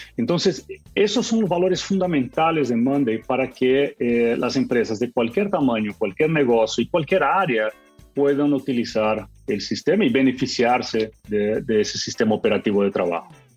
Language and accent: Spanish; Brazil; yo soy latino, también soy de Brasil